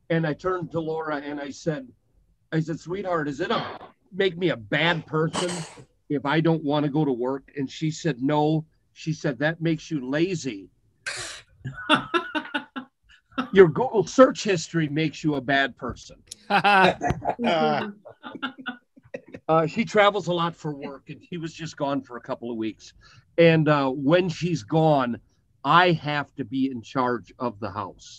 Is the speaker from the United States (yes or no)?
yes; Greeley, Colorado, United States; I am from Greeley, Colorado. People from Greeley call it Stink Town, Poop Town